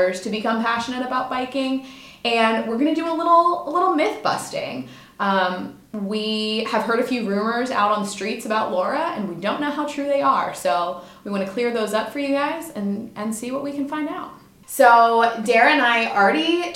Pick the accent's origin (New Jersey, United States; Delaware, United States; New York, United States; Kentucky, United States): Delaware, United States; born or raised there; also born or lived in Mississippi